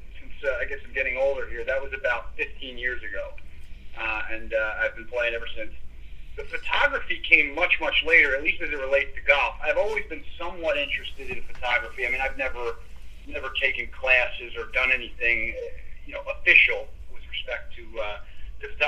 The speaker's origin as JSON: {"language": "English", "town": "Philadelphia", "region": "Pennsylvania", "country": "United States", "tie": "born or raised there", "said": "Born and raised in Philly"}